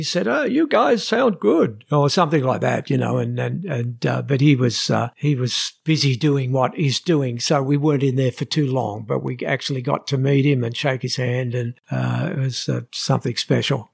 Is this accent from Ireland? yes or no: no; Australia; we come from Australia